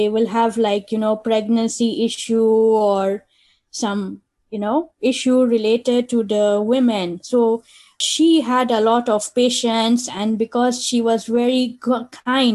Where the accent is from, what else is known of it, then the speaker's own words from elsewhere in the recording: Nigeria; moved away as an adult; also born or lived in London / India; I grew up in Nigeria and I studied microbiology from there